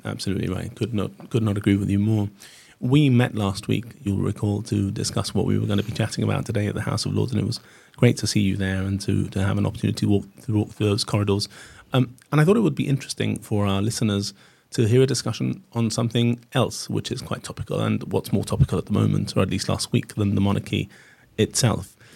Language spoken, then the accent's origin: English; Gibraltar